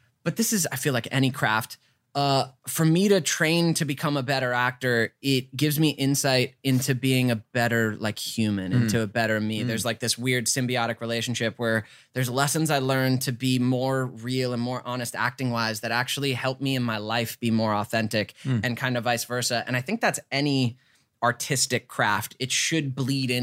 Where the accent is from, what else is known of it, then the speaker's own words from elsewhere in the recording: Georgia, United States; moved away; I came from Georgia. Grew up in Georgia